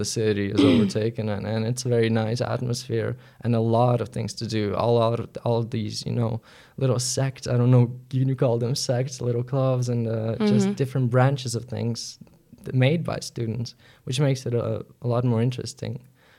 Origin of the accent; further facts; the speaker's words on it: Groningen, Netherlands; to Groningen, my hometown, my study town, and I find it very close to your heart.